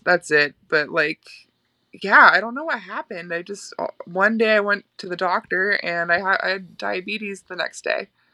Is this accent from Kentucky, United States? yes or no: no; Florida, United States; moved away as an adult; also born or lived in Winnipeg, Canada; now in New York, United States